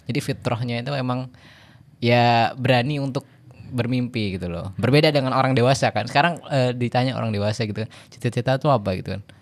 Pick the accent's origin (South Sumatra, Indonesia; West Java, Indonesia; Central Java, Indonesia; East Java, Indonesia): West Java, Indonesia; Bekasi; dari kecil ketika di Jakarta tinggal di Bekasi